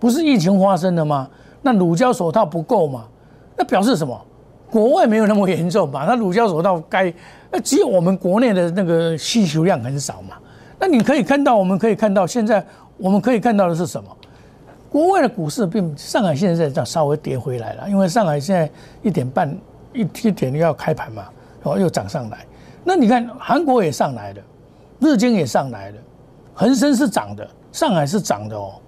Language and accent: Chinese; Taiwan; 所以我们台湾人的自助能力很强